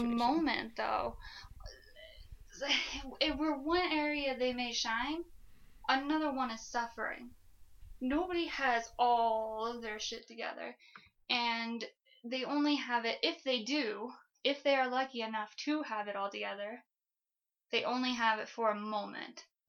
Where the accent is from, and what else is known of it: Flagstaff, Arizona, United States; born or raised there